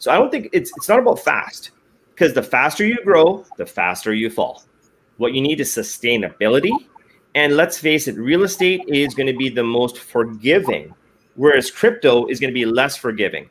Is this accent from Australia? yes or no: no; Edmonton, Alberta, Canada; I was born and raised in Alberta.